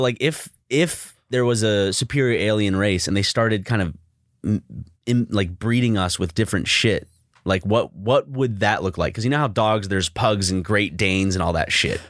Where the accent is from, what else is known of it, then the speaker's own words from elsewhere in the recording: South Carolina, United States; growing up in South Carolina